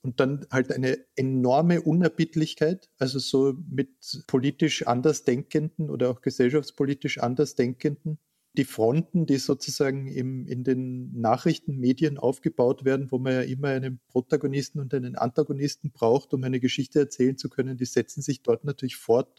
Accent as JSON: {"language": "German", "town": "Klagenfurt", "region": "Carinthia", "country": "Austria", "tie": "born or raised there", "said": "Ich bin in Klagenfurt geboren und war dort Kind"}